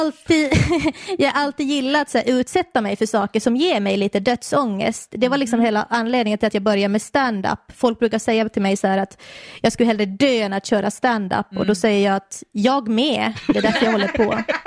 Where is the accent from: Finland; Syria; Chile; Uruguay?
Finland; now in Sweden; i Finland där jag kommer ifrån